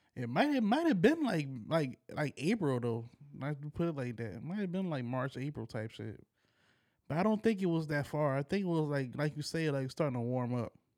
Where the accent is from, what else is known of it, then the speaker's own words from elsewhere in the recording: United States; as an American